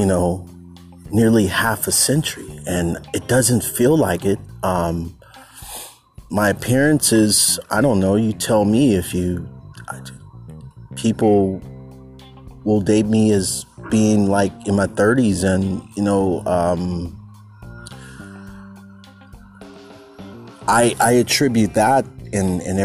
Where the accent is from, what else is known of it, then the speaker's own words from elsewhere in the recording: San Francisco Bay Area, California, United States; moved away as an adult; also born or lived in Los Angeles / North Oakland; I'm originally from the Bay Area, but I moved.